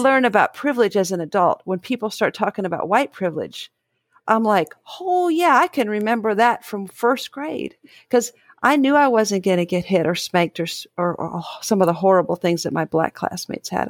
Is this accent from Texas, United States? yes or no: no; Dayton, Ohio, United States; I grew up in Dayton